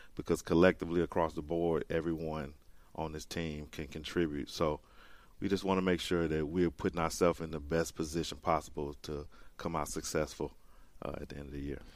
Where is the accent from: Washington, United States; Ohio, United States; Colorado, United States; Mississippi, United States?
Mississippi, United States; rural; also born or lived in Los Angeles; I grew up here in rural Mississippi